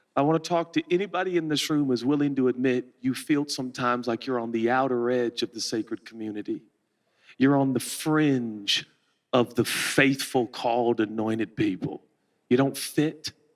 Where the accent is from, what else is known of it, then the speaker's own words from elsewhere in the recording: Portland, Oregon, United States; I'm a kid from Portland, Oregon